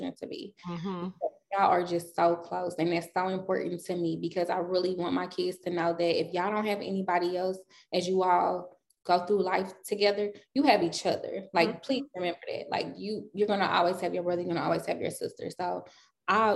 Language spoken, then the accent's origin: English; St. Louis, Missouri, United States; also born or lived in California / Denver; I wasn't born in St. Louis. So I was born in California. From California, we moved to Denver.